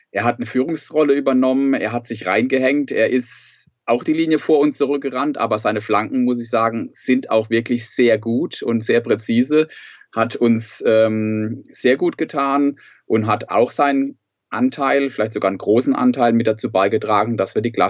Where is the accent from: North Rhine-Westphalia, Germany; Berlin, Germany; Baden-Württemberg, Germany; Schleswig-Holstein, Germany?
Baden-Württemberg, Germany; Sandhausen; ich bin aus Sandhausen, bin hier im SV Sandhausen aktiv